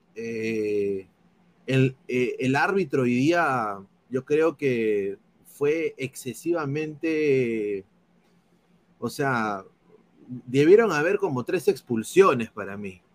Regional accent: Peru; now in United States; soy periodista deportivo aquí en los Estados Unidos, soy peruano

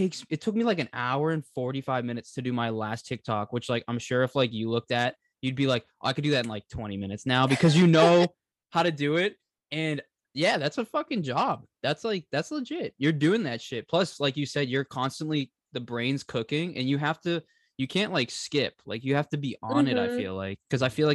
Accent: Boston, Massachusetts, United States; I've lived in Boston or Massachusetts my whole life

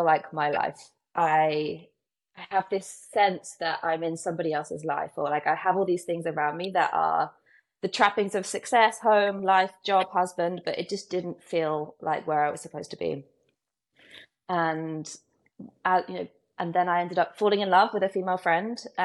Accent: United Kingdom; moved away as an adult; also born or lived in Brooklyn, New York; now in New York, United States; I am British. I live in Brooklyn in New York. I've been here 8 years

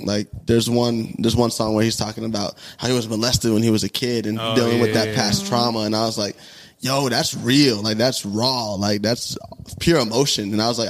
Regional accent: Tucson, Arizona, United States; I'm from Tucson

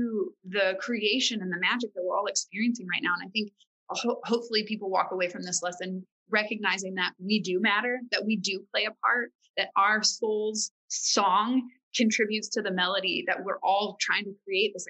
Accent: Farmersville, Texas, United States; I grew up in Farmersville, Texas

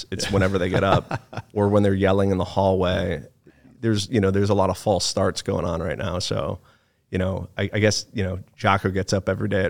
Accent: Monroe, Connecticut, United States; also born or lived in Chicago / Phoenix; but I was born in Chicago, moved to Phoenix, Arizona from the time I was 2 to the time I was 10. And then I lived in a town called Monroe, Connecticut from the time I was 10 to 18.

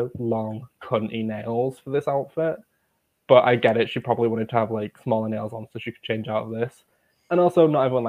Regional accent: Leeds, Yorkshire and the Humber, United Kingdom; I'm from Hare Hills

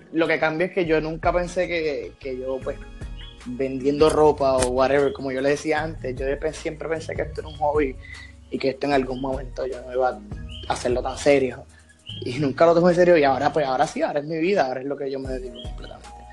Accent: San Juan, Puerto Rico; soy acá de, San Juan.

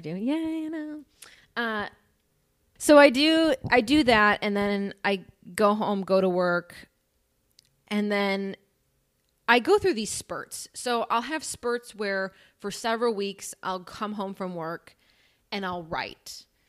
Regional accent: northwest suburbs of Chicago, Northern Illinois, United States; I'm from Illinois, like, Northern Illinois

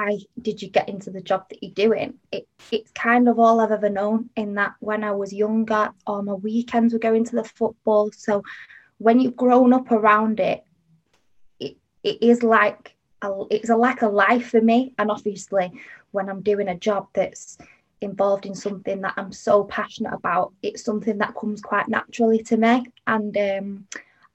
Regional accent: Manchester, North West England, United Kingdom; I am from Manchester. I've always lived here, grown up here.

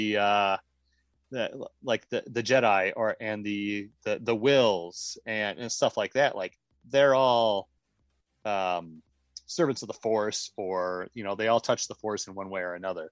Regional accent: Michigan, United States; I grew up in Michigan.

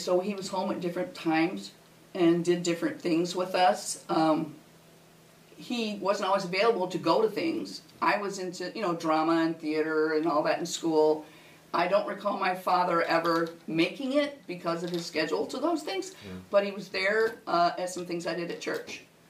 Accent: Aurora, United States; I'm from Aurora. I've been here for almost 50 years.

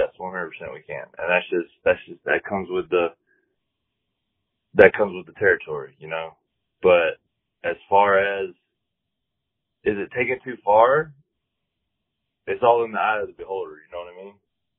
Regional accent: Georgia, United States; now in San Diego, United States; I'm from the South. You know, I live here in San Diego now, but I'm originally from Georgia

